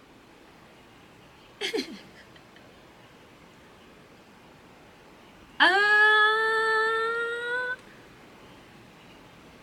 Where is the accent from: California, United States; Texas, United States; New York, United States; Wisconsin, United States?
Texas, United States; I'm from Texas